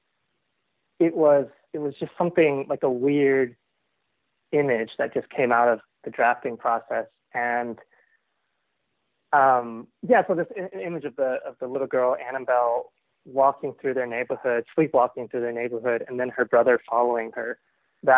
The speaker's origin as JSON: {"language": "English", "town": "Plano", "region": "Texas", "country": "United States", "tie": "born or raised there", "said": "who I grew up with in Plano"}